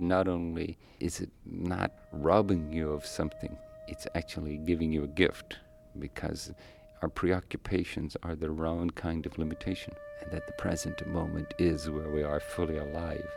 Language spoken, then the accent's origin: English; Ireland; moved away as an adult; also born or lived in Tokyo, Japan; now in San Francisco, United States; I grew up in Ireland